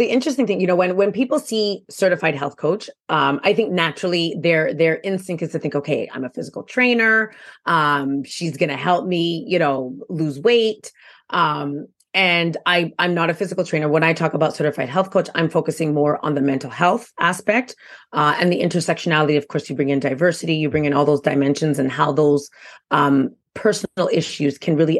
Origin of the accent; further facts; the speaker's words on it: Quebec, Canada; now in Ontario, Canada; I do live in Ontario now, but again, I am from Quebec.